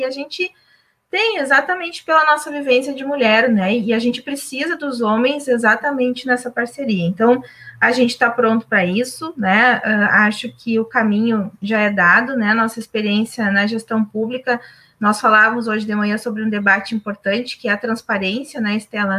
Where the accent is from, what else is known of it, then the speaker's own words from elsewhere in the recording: Charqueadas, Rio Grande do Sul, Brazil; Aqui na minha terra, Encharqueadas